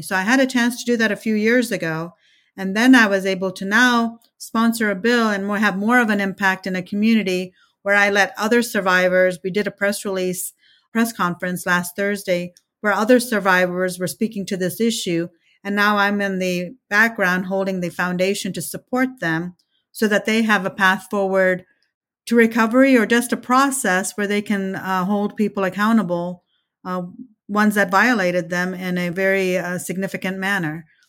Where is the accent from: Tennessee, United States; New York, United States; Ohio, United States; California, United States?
Ohio, United States; first language Telugu; English is a second language; also born or lived in India; now in Kansas, United States; I came to the United States in nineteen seventy-three, uh, when I was eight years old, and, uh, we lived mostly in Ohio.